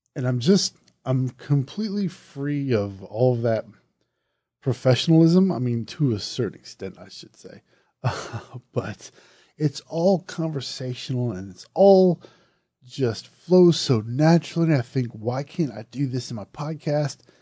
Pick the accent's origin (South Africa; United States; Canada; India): United States; Southern; accent: Southern; my Southern accent